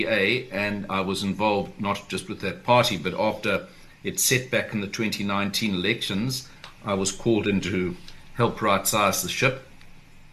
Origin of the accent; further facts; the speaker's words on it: Durban, KwaZulu-Natal, South Africa; we grew up in Durban. I grew up in the 1960s and 70s there